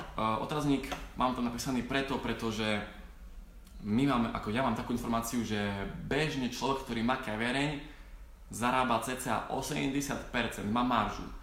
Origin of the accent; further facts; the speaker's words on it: Slovakia; k nám na Slovensku